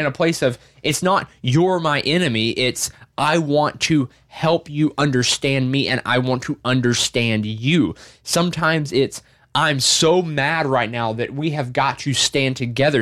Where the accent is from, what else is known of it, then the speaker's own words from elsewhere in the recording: Arkansas, United States; I'm from Arkansas. I'm not from New York.